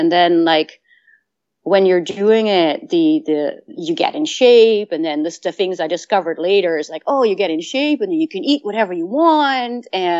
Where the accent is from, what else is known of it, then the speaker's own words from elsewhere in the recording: Netherlands; I lived in, I grew up in Holland and we did day hikes